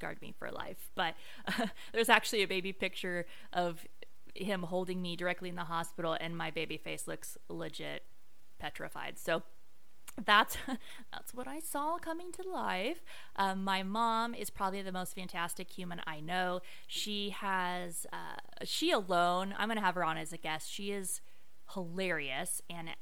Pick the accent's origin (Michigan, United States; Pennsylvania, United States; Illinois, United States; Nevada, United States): Nevada, United States; Las Vegas; moved away; also born or lived in Orange County, California; I am from Las Vegas, Nevada. Can I give it for my Vegas peeps? Growing up in Vegas is weird, y'all. It's like we kind of have our own weird accent out there